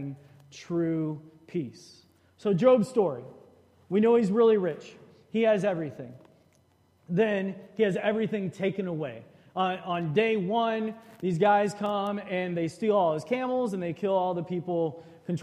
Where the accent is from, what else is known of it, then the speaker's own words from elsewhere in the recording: Shreveport, Louisiana, United States; growing up in Shreveport, Louisiana.